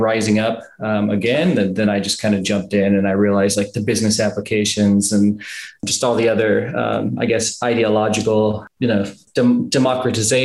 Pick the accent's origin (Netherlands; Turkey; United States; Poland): United States; Southern California; moved away as an adult; now in China; I was born in California, Southern California